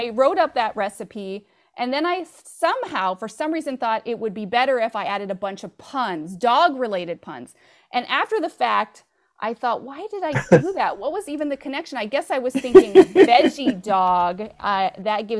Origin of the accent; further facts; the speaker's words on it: Bakersfield, California, United States; That's my hometown